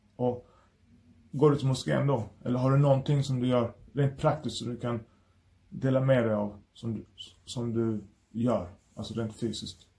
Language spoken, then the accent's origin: Swedish; Malmö, Skåne, Sweden; jag är från Malmö